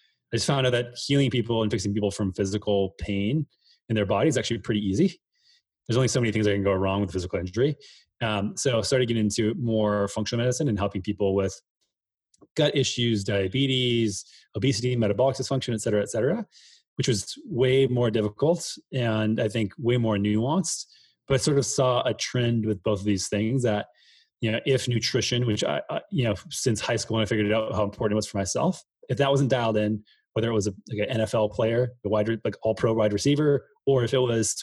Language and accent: English; Minnesota, United States; I grew up in the Midwest in Minnesota